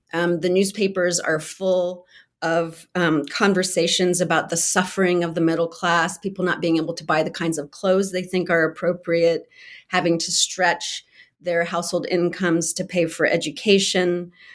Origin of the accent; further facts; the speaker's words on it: California, United States; I grew up in California